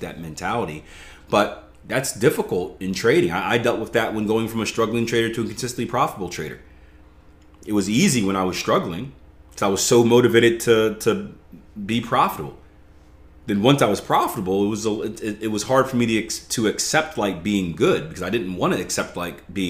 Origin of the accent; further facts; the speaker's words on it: the East, Philly, East Coast, United States; I come from the East. We don't have barbecue on the East. I got cheesesteaks in Philly